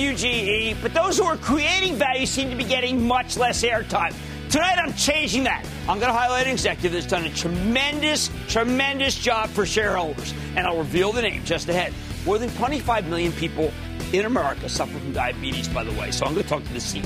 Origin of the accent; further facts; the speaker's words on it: New Jersey, United States; my home state of New Jersey.